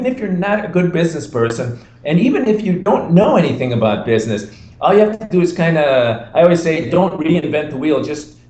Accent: Chicago, Illinois, United States; moved away as an adult; also born or lived in Costa Rica; I'm from Chicago, we're used to lofts.

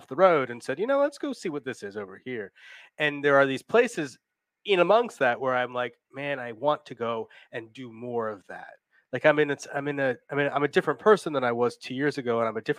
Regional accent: New Jersey, United States; I'm from New Jersey originally. That's New Jersey in me coming out a little bit.

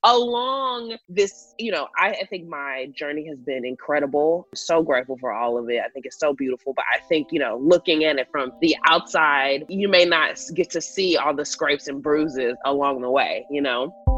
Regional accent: Houston, Texas, United States; now in Los Angeles, United States; born and raised in Houston, Texas, and now I live in Los Angeles

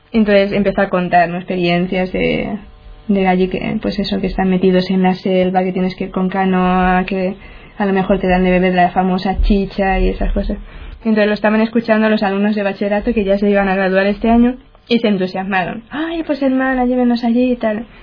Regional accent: Getafe, Community of Madrid, Spain; yo soy de Getafe, pertenece a Madrid

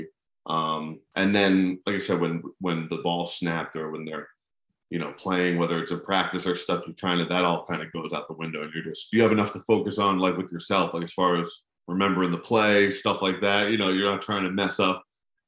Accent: New Jersey, United States; I'm from Central Jersey

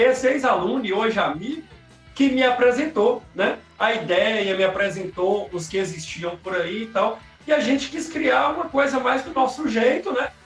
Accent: Jequitinhonha, Minas Gerais, Brazil; accent: baianeiro; nós somos especificamente da cidade de Jequitinhonha

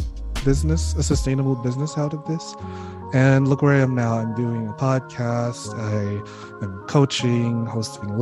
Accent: Philippines; moved away; my home country, the Philippines

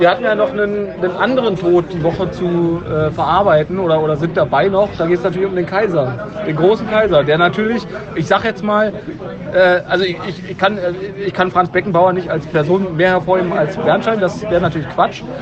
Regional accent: Düsseldorf, North Rhine-Westphalia, Germany; ich bin ja gleich bei einer Auswärtsfahrt dabei, als Düsseldorfer sozusagen.

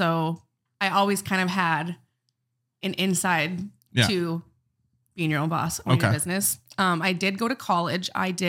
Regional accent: Bismarck, North Dakota, United States; I'm from Bismarck originally.

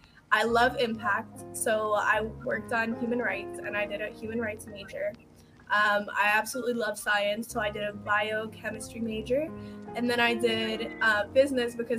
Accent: Alexandria, Alexandria Governorate, Egypt; now in Dallas, United States; my city is Dallas, Texas, but I'm originally from Egypt. Alexandria, Egypt.

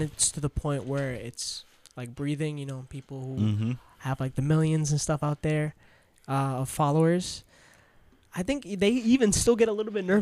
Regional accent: New York City, New York, United States; I'm really from Queens

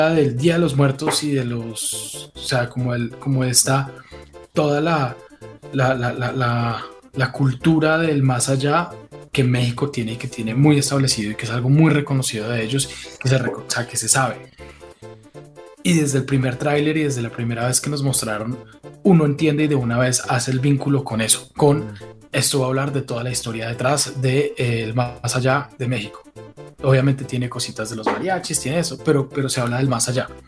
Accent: Colombia; nosotros somos colombianos

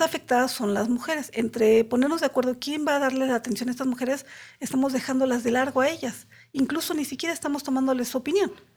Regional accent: Mexico City, Mexico; soy de aquí de la Ciudad de México

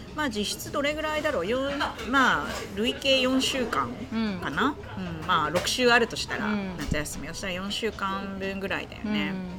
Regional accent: Kansai, Japan; 私も関西

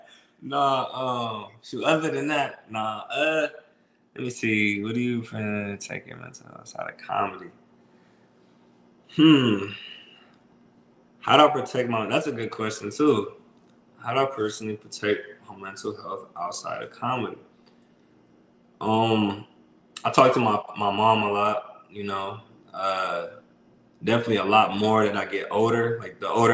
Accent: Toledo, Ohio, United States; also born or lived in Columbus, Ohio; I'm from Toledo. So I'm from the mud, Toledo.

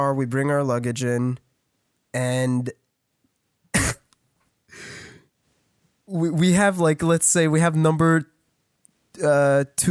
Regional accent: Canada; I'm Canadian

